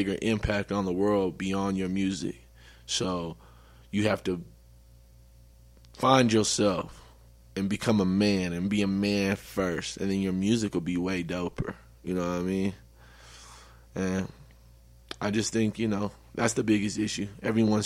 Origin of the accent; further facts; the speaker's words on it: Denver, Colorado, United States; I'm from Denver, Colorado